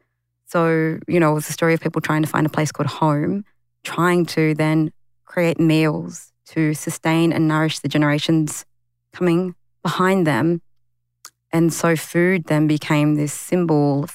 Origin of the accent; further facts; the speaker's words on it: Sydney, New South Wales, Australia; the community I grew up in Western Sydney, it's the highest urban Aboriginal